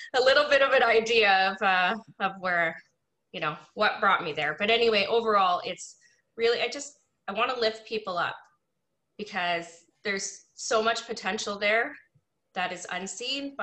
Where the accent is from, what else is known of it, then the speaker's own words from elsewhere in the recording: Niagara, Ontario, Canada; I grew up in Niagara in a predominantly non-Indigenous community